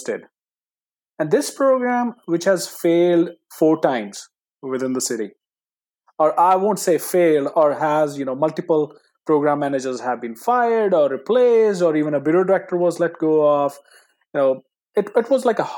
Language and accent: English; India; English is a second language; moved away; coming from India, English is my second language